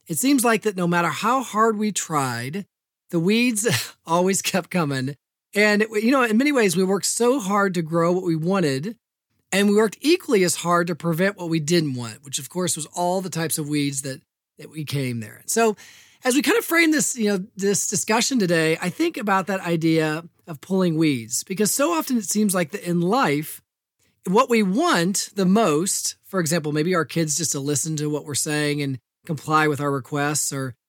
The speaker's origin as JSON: {"language": "English", "town": "Evansville", "region": "Indiana", "country": "United States", "tie": "born or raised there", "said": "I'm the oldest of four children, and I was born in Indianapolis. Grew up, though, on the most of my life, from the age of two on the west side of Evansville."}